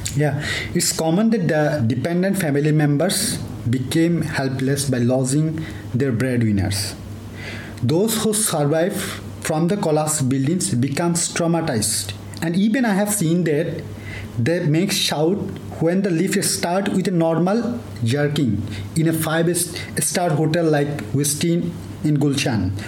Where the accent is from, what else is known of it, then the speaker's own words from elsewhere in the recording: Cox's Bazar, Chittagong Division, Bangladesh; moved away as an adult; also born or lived in Dhaka; now in Mumbai, India; I born and brought up in Cox's Bazar, a border area of Bangladesh close to Myanmar